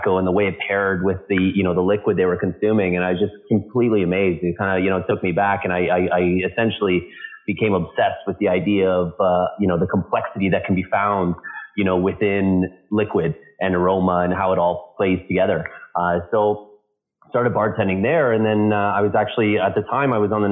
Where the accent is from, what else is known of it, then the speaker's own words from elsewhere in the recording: London, Ontario, Canada; now in Toronto, Canada; I started bartending in a small cigar bar in my hometown in London, Ontario, here in Canada